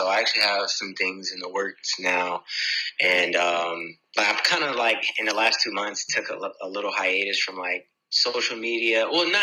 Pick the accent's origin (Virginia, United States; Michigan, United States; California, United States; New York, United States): Virginia, United States; Virginia Beach; also born or lived in Jacksonville, Florida / Woodbridge, Virginia; When I was born, I was in Florida. And from there, I went to Virginia Beach, and that's where I was raised.